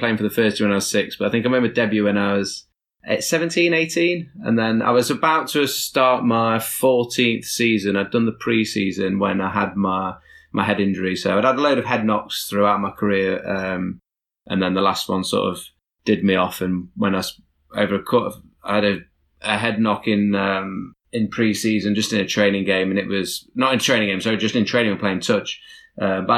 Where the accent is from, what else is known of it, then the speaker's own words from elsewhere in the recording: Nottingham, East Midlands, United Kingdom; I'm from Nottingham.